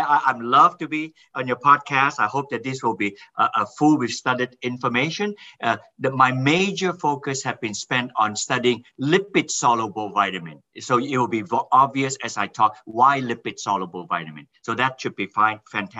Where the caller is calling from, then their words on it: Hadley, Massachusetts, United States; I'm based in Hadley, Massachusetts, 2 hours inland from Boston and an hour north of Hartford, Connecticut.